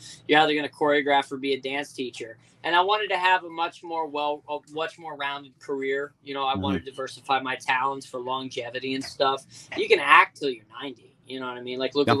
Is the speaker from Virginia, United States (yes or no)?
yes; southeastern Hampton Roads, Virginia, United States; Born and raised in Virginia, southeastern Hampton Roads.